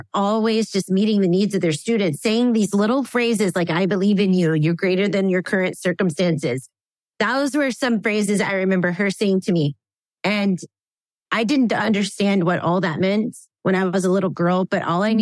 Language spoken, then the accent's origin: English; the South, United States; I grew up in the South